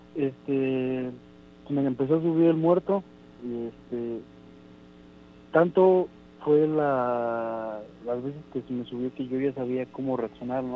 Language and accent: Spanish; Orizaba, Veracruz, Mexico; yo soy de Orizaba, Veracruz.